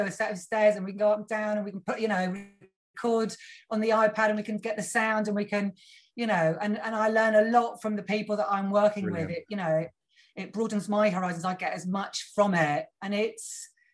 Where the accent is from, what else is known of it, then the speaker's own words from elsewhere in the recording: Cornwall, South West England, United Kingdom; I grew up down in Cornwall